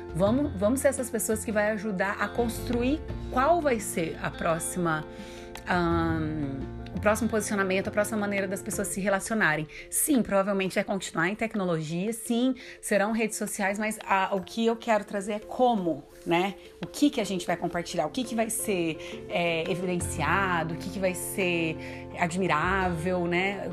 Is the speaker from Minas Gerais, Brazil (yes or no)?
yes; Minas Gerais, Brazil; accent: mineiro; meu sotaque mineiro que eu amo